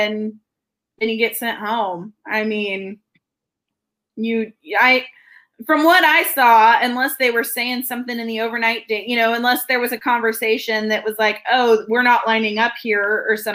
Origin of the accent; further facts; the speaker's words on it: Missouri, United States; moved away; I'm originally from Missouri